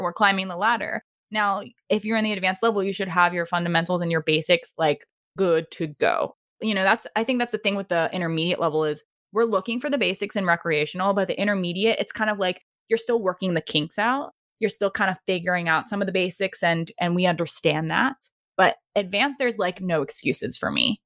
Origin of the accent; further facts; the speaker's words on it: Maryland, United States; moved away; back to my, my hometown of Maryland